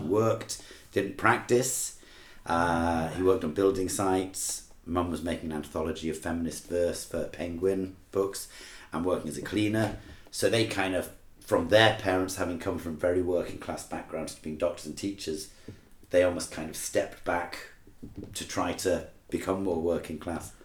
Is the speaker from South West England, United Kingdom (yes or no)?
no; Manchester, North West England, United Kingdom; also born or lived in Edinburgh, United Kingdom; now in Shanghai, China; I was born in Manchester.